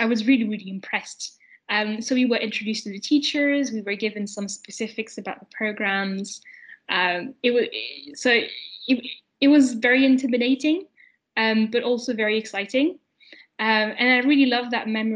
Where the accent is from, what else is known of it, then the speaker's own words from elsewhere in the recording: France; moved away as an adult; also born or lived in London, United Kingdom; I lived in France, my home country up to then.